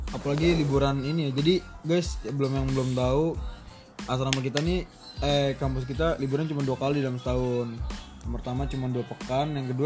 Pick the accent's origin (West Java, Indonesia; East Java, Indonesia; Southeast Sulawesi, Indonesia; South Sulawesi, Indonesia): West Java, Indonesia; Bekasi; kebetulan datang dari Bekasi